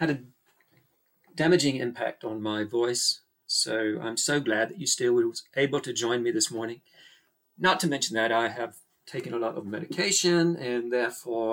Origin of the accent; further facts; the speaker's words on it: Australia; accent: Australian; people hear my accent, then they immediately think, here's a girl from Australia.